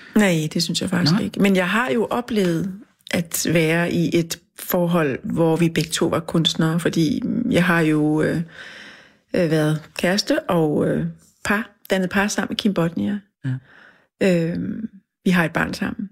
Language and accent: Danish; Funen, Southern Denmark, Denmark; now in Copenhagen, Denmark; jeg er jo fra Fyn